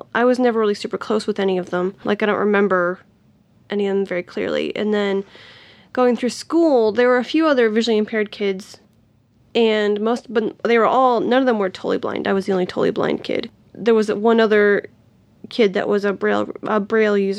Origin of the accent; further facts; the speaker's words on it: Tennessee, United States; also born or lived in Nashville, Tennessee; I grew up in a small town about an hour and a half from Nashville